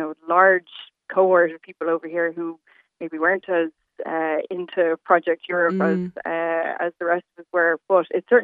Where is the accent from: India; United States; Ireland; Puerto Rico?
Ireland; Dublin, Leinster; now in London, United Kingdom; We're from Dublin and we're over here for my husband's job.